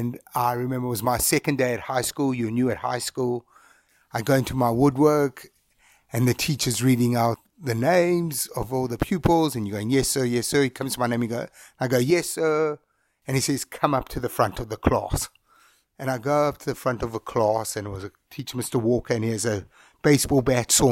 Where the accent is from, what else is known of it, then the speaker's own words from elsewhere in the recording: Bulawayo, Zimbabwe; I grew up in a little town called Bulawayo